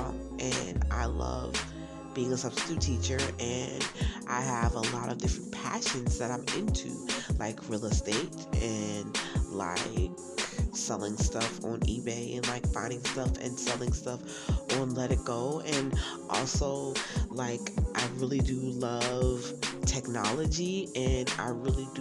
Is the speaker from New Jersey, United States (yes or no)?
yes; Browns Mills, New Jersey, United States; also born or lived in Newark, New Jersey; now in Statesboro, Georgia, United States; Even though I stay in Statesboro, Georgia, I am originally from Browns Mills, New Jersey, born in Newark, New Jersey